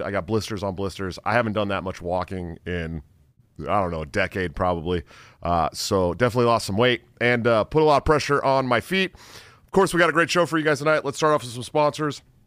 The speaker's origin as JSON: {"language": "English", "town": "Antioch", "region": "California", "country": "United States", "said": "I'm from uh, Antioch, California, right outside of Oakland"}